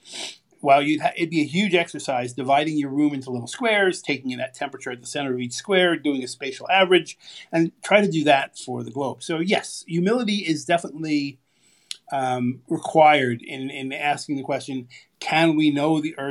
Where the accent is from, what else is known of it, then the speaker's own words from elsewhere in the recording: California, United States; I grew up in California.